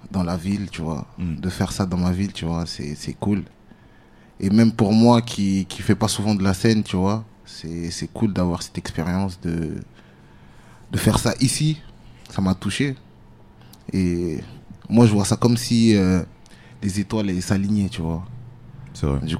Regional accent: Orléans, Centre-Val de Loire, France; also born or lived in Italy; En fait, je suis né là-bas. Je suis né en Italie. Et euh, pendant mon enfance, j'ai déménagé en, France pour les études de base, tu vois.

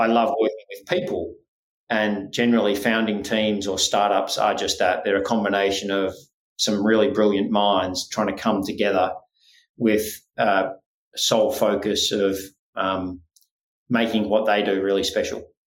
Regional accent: Australia; accent: Australian; also born or lived in Scotland / Spain; born in Scotland, um, but spent my life for the most part in Australia, albeit there was four years there where I went back to Spain to live

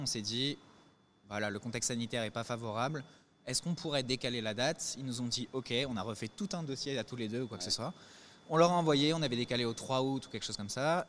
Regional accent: Paris, Île-de-France, France; on vient de Paris, on est de Paris

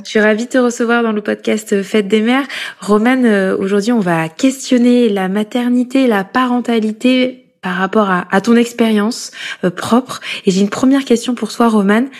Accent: Corrèze, Nouvelle-Aquitaine, France; born or raised there; moved away as an adult; now in Paris, France

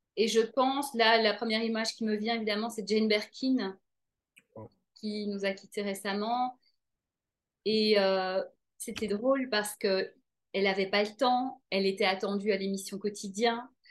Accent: Brussels, Brussels-Capital Region, Belgium; j'ai grandi à Bruxelles

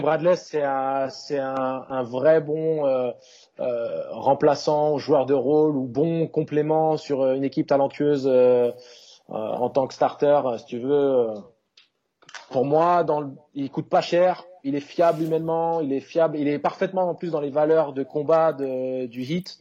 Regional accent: France; en tant que Français

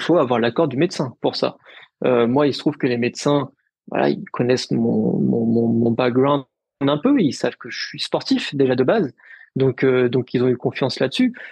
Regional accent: Paris, Île-de-France, France; also born or lived in Lille; je suis parisien, je suis, je suis né à Paris

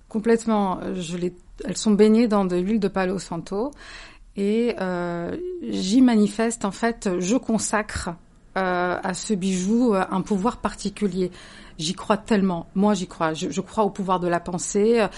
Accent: Cévennes, Occitania, France; moved away; J'ai grandi dans les Cévennes.

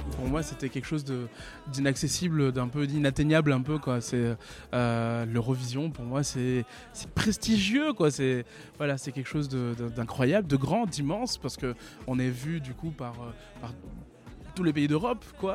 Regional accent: Réunion; now in Toulouse, France; j'habite à Toulouse et je suis originaire de La Réunion

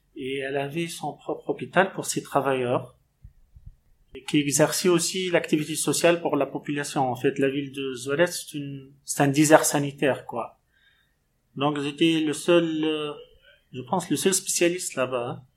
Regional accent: Tunisia; moved away as an adult; also born or lived in Tunis, Tunisia / Mauritania; now in Moanda, Gabon; je suis originaire de la Tunisie

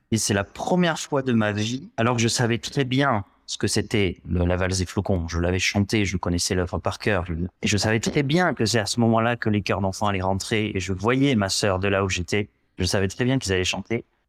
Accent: Gironde, Nouvelle-Aquitaine, France; je suis entré au conservatoire de Bordeaux parce que je viens de Gironde

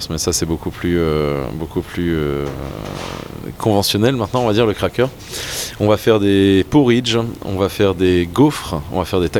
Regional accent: Flanders, Belgium; avant d'être brasseur, avant d'être cuisinier, je suis flamand et que jeter quelque chose, ça me fait toujours très très très mal au cœur.

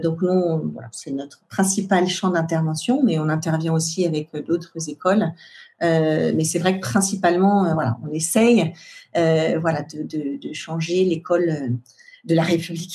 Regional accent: France; Chez nous en France

